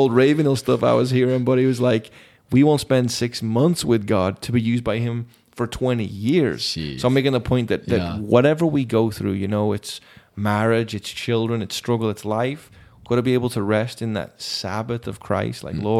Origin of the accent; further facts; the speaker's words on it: England, United Kingdom; I'm not Mexican or Black, yeah. but I'm English.